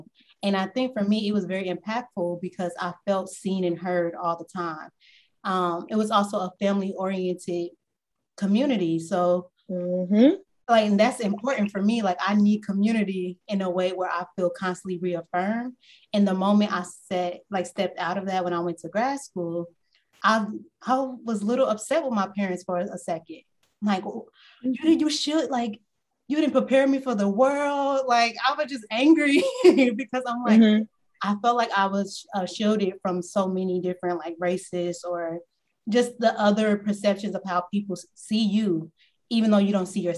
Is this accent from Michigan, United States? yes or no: no; Kansas City, Missouri, United States; I'm from Kansas City, Missouri, as y'all know, very proud. And we had our own African Center schools. That's what I grew up in as well